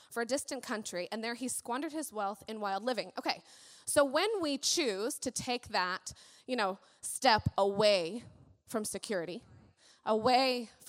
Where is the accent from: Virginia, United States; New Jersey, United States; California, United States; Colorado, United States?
Colorado, United States; Colorado Springs; born there; I was born in Colorado Springs, and um, I had kind of the unfortunate event of my biological father left when I was six, six and a half.